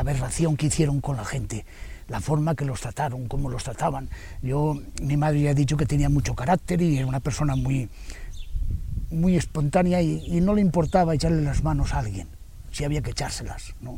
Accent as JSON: {"language": "Spanish", "town": "Argusino", "region": "Castile and León", "country": "Spain", "said": "los argusino seamos una familia"}